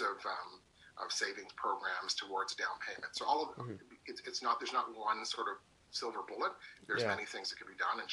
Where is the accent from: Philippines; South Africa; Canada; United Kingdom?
Canada; Hamilton, Ontario; my hometown of Hamilton